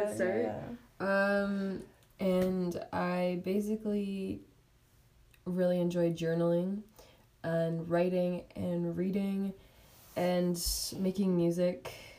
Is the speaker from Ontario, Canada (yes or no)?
no; Calgary, Alberta, Canada; I was born, I was raised in Calgary. I'm 17, I'm in grade 12. Oh yeah … by the way.